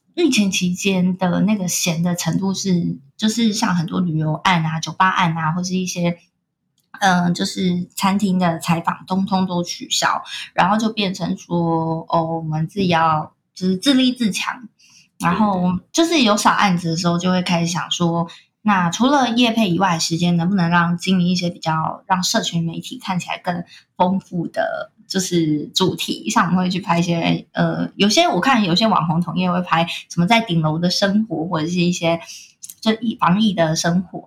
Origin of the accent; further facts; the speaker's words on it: Kaohsiung, Taiwan; now in Taipei, Taiwan; 像我是高雄人，我从中南部上来台北工作